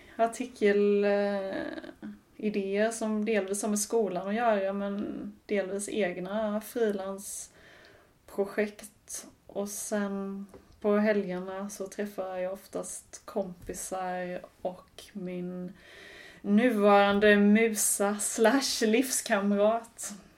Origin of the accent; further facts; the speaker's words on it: Sweden; moved away as an adult; also born or lived in England; jag var svensk